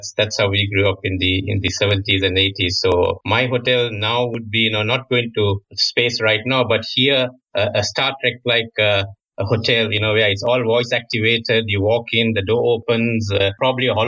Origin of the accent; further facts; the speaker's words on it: Sri Lanka; moved away as an adult; also born or lived in China / France; now in Singapore; So I'm actually originally from Sri Lanka. So I grew up in Sri Lanka. When I was 20 years, I went to China on a scholarship